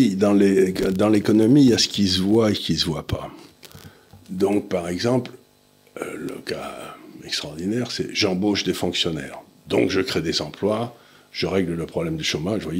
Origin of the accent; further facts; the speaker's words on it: Auch, Occitania, France; quand j'étais jeune à Auch, où mon père a terminé sa carrière d'officier, il y avait le Conseil général du Gers.